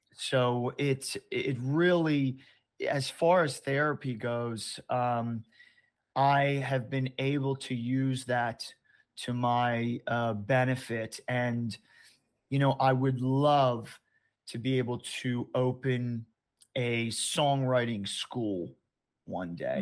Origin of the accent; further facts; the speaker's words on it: Baltimore, Maryland, United States; I grew up in Baltimore, Maryland